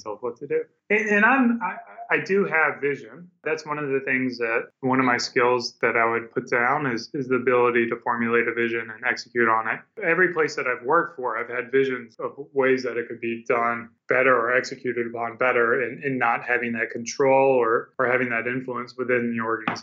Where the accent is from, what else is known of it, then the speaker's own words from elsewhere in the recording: South Carolina, United States; moved away as an adult; now in Austin, United States; right now I live down in Austin, Texas. But growing up, I grew up in South Carolina